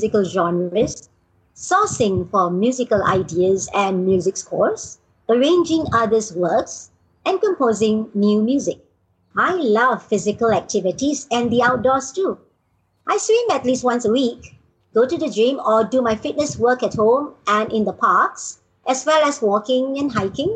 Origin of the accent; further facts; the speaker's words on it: Singapore; also born or lived in Malaysia; I'm a Singaporean with Indonesian heritage